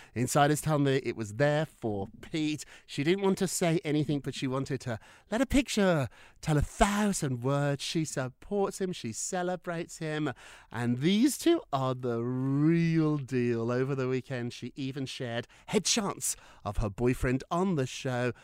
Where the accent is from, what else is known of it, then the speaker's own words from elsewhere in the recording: United Kingdom; I'm so British